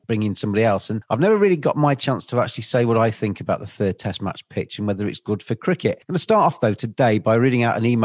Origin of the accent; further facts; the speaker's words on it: England, United Kingdom; as an English person